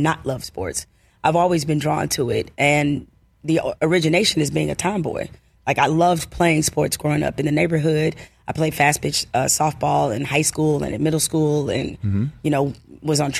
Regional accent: Detroit, Michigan, United States; my life growing up in Detroit

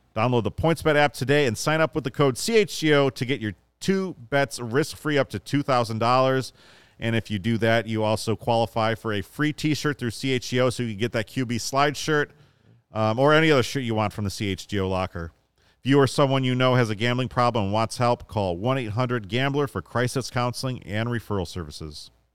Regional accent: Chicago, Illinois, United States; a boy growing up in Chicago

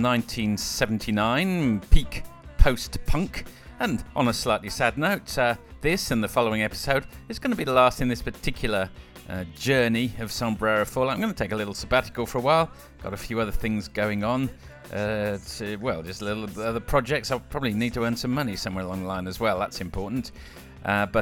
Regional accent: Coventry, West Midlands, United Kingdom; I was brought up in Coventry

